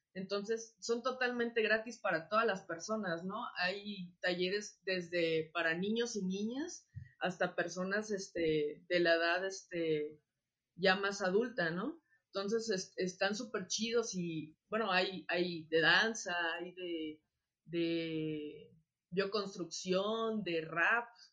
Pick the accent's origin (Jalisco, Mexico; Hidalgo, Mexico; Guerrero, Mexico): Guerrero, Mexico; Acapulco; moved away; yo soy de Acapulco